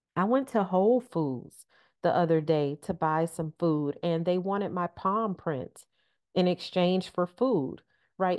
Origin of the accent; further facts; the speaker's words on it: Detroit, Michigan, United States; growing up in Detroit, uh, for a half century, for my entire life